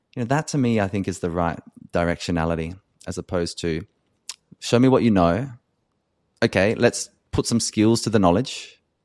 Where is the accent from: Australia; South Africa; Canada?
Australia; an Australian white cisgender man